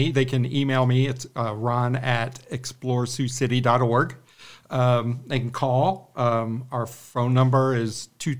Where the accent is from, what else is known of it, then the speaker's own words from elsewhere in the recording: Ohio, United States; also born or lived in Wisconsin; now in Sioux City, United States; I am a Midwesterner. I mean, I was born and raised in Ohio. I lived in Wisconsin.